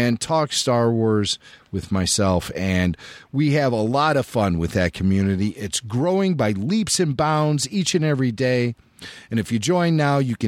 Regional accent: Chicago, Illinois, United States; I grew up in the Chicago area

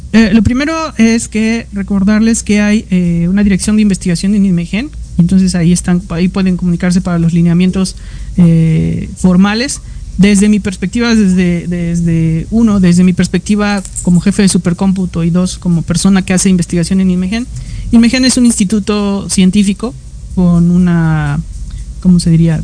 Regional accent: Mexico; yo no soy el único mexicano

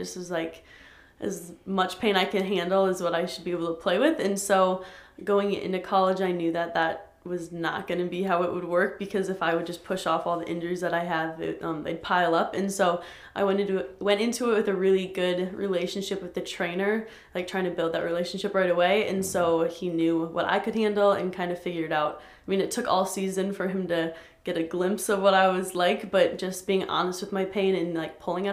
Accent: Sioux Falls, South Dakota, United States; also born or lived in St. Paul; I grew up here in Sioux Falls pretty much all my life.

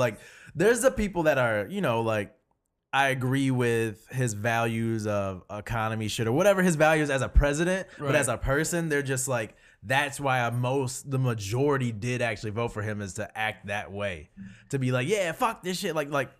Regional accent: Pontiac, Michigan, United States; It's like, I grew up in Pontiac, but I want to look down on it because I think I can have better because I've been here.

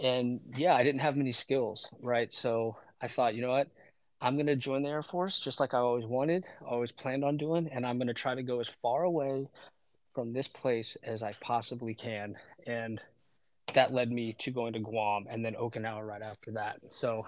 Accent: Waldorf, Maryland, United States; moved away as an adult; And I'm from Waldorf, Maryland.

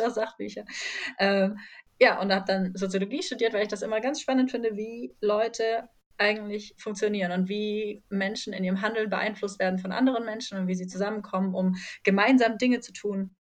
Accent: near Ulm, Baden-Württemberg, Germany; moved away; also born or lived in Heidelberg; Ich komme nämlich eigentlich aus der Nähe von Ulm

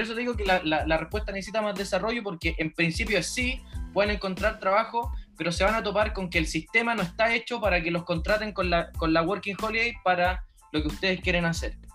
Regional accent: Chile; moved away; also born or lived in New Zealand; cuando volví a Chile

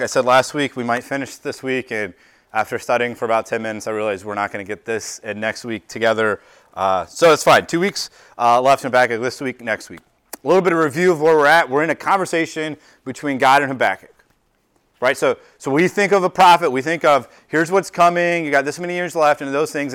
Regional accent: United States; we as American culture, we as a American church

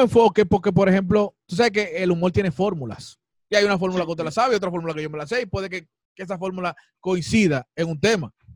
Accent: Dominican Republic; uno como artista dominicano

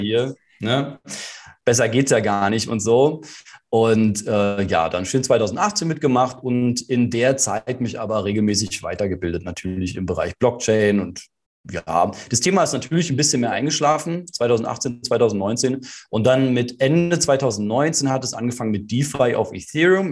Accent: Berlin, Germany; Also ich bin ja in Berlin geboren und auch hier aufgewachsen

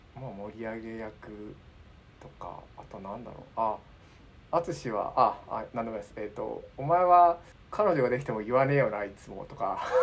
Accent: Tokyo, Japan; 僕東京生まれ東京育ち

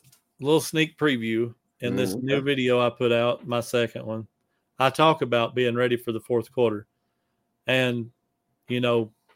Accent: the South, United States; We're from the South.

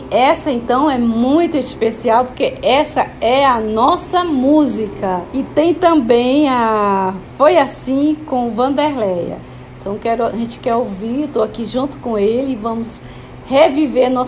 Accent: Quixadá, Ceará, Brazil; moved away as an adult; also born or lived in São Paulo; now in Manaus, Brazil; lá da minha terrinha, Quixadá, a gente mora aqui em Manaus já há bastante tempo, mais de 30 anos.

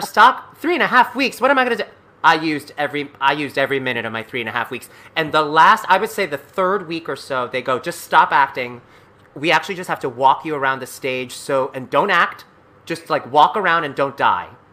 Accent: New York City, New York, United States; I grew up in New York City

